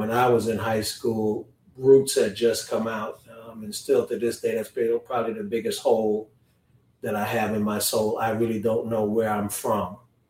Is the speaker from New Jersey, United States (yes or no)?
yes; Paterson, New Jersey, United States; moved away as an adult; also born or lived in Kingston, Jamaica / Houston, Texas; I was actually born in Kingston, Jamaica. Most people don't know I'm a naturalized citizen. And I came here in 1970, actually to New Jersey. And so I grew up in New Jersey, went to public school in New Jersey, public school number 15.